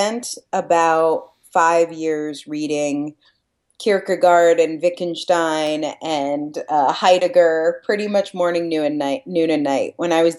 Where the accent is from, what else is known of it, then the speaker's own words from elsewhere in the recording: Washington, District of Columbia, United States; I'm from Washington, D.C.